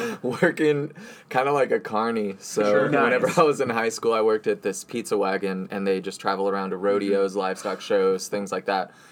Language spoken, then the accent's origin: English; Harlingen, Texas, United States; moved away as an adult; also born or lived in College Station, Texas; now in Austin, United States; I'm from South Texas. South Texas. Yeah. Harlingen.